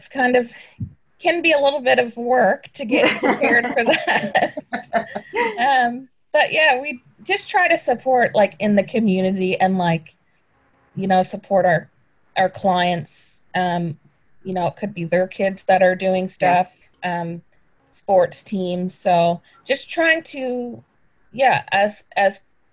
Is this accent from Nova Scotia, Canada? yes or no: yes; Weymouth, Nova Scotia, Canada; now in Annapolis Valley, Canada; I'm not originally from the valley. I grew up in Weymouth, which is in Digby County.